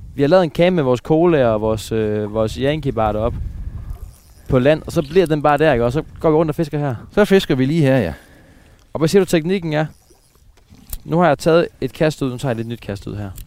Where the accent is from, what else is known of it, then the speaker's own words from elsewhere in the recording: Aarhus, Central Denmark Region, Denmark; jeg er jo fra, jeg er fra, fra, fra Aarhusområdet, jeg er jo østjyde